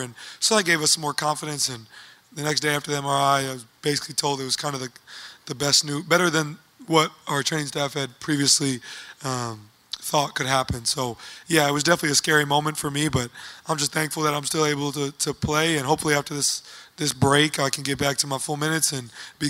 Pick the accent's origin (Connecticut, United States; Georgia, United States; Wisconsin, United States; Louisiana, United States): Wisconsin, United States; Oshkosh; I'm a kid from Oshkosh, Wisconsin that has the opportunity to do what I can.